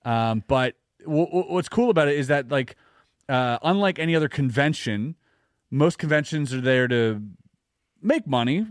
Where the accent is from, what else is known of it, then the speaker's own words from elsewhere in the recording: Canada; as a Canadian